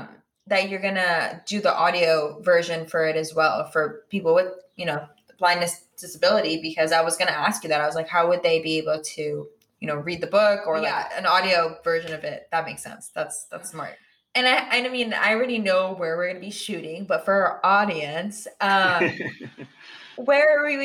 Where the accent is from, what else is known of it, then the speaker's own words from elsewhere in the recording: California, United States; now in Los Angeles, United States; growing up in the Bay as well and then living here in LA, like, it's just like super cool because I can like, you know, it's like my home and then like my new home.